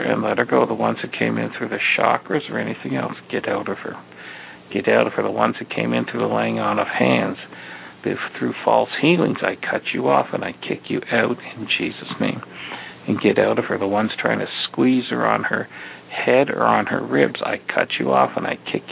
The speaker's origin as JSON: {"language": "English", "region": "Eastern Ontario", "country": "Canada", "moved": "yes", "lives_now": "Chicago, United States", "said": "we're down here in Chicago now, but we're from Eastern Ontario"}